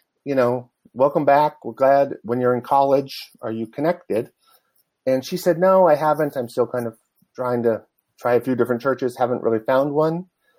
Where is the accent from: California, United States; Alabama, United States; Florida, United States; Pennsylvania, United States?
California, United States; Del Mar; also born or lived in Los Angeles; in 1969 when I was 2 years old. And I grew up in Del Mar